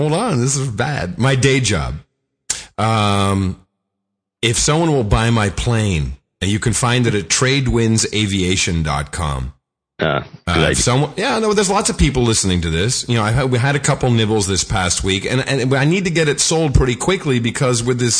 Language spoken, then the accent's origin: English; Buffalo, New York, United States